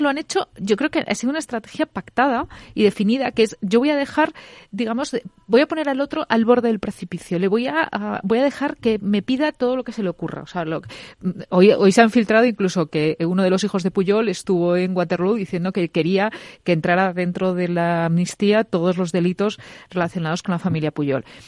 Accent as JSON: {"language": "Spanish", "country": "Spain", "said": "como españoles"}